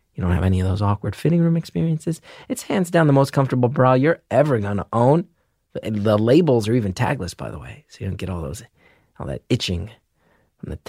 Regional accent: Northeast, United States; I grew up in the Northeast.

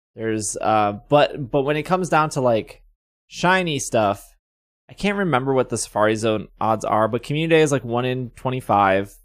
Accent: Wisconsin, United States; I am from Wisconsin.

